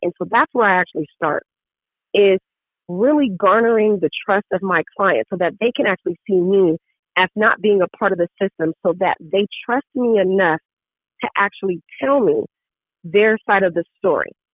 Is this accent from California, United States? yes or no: yes; San Diego, California, United States; in San Diego, which is my hometown. I love it. Born and raised in San Diego